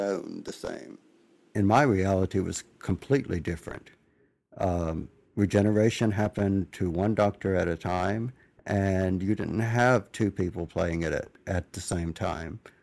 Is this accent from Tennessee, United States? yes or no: no; Mississippi, United States; accent: southern drawl; I'm from Mississippi